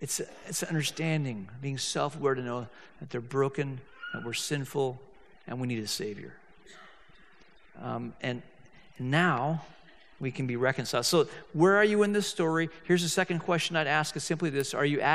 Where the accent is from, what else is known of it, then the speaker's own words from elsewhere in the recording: Hong Kong; I grew up in Hong Kong, and I'm living in Hong Kong, and I'm a senior.